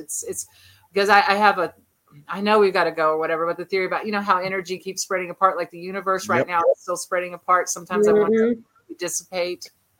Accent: United States; accent: American; your American accent is just adorable.

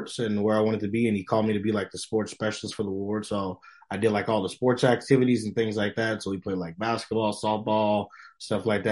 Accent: Chicago, Illinois, United States; moved away as an adult; now in Provo, United States; I'm from Chicago.

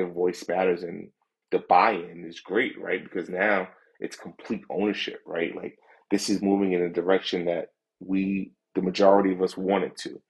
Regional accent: New York, United States; also born or lived in London; I'm a New Yorker, loud.

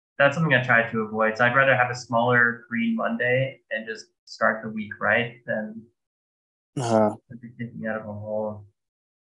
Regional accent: Florida, United States; now in Berlin, Germany; I grew up in Florida

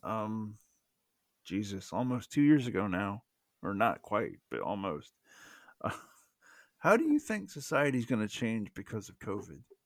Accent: the South, United States; accent: Southern; that was me with my Southern accent

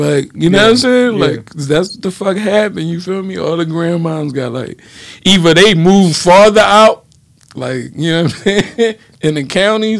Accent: Philadelphia, Pennsylvania, United States; I'm from North, but, like, I'm well a Philadelphian

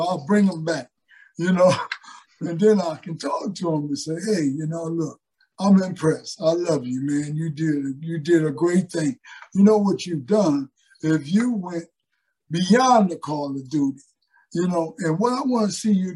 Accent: Pontiac, Michigan, United States; moved away; also born or lived in Philadelphia / New York / California; growing up in Pontiac, Michigan

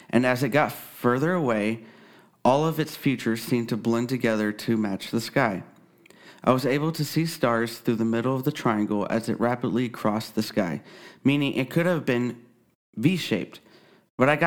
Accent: Texas, United States; I live in Kansas. I had a few sightings in my home state of Texas, but nothing as unmistakable as what I witnessed when I first moved here.

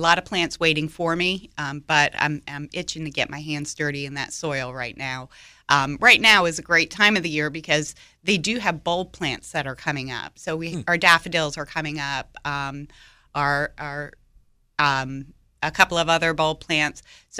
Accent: New York, United States; now in Raleigh, United States; I'm from New York

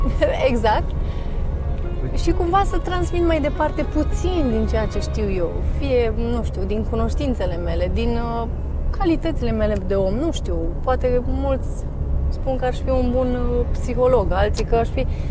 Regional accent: Deva, Hunedoara County, Romania; also born or lived in Fălticeni, Suceava County, Romania; Eu crescând la Deva

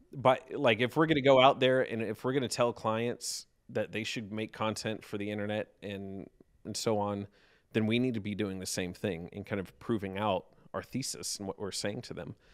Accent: South Carolina, United States; also born or lived in Pittsburgh, Pennsylvania; now in Lexington, United States; I was born and raised in South Carolina, um, actually, but spent a ton of time in the Pittsburgh area.

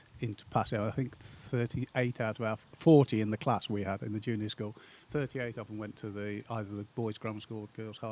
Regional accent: Winslow, United Kingdom; I was brought up in Winslow

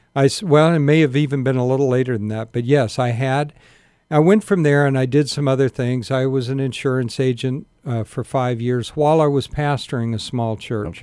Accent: Sacramento, California, United States; also born or lived in Spartanburg, South Carolina; I grew up here

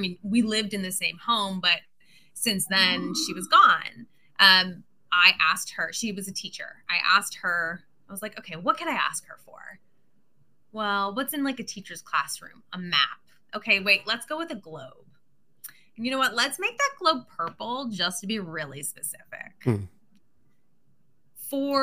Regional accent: Pittsburgh, Pennsylvania, United States; I'm from Pittsburgh

